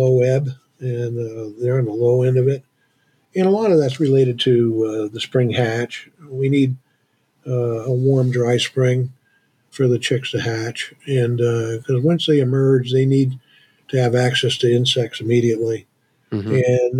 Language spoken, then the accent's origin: English; Vermont, United States; I grew up in a town that was about 15 miles away from here. So I'm one of the last native Vermonters